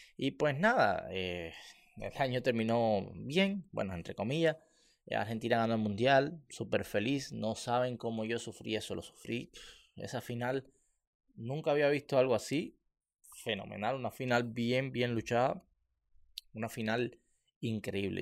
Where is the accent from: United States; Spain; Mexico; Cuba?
Cuba; moved away; los barrios, como en el que yo, yo, yo, vivía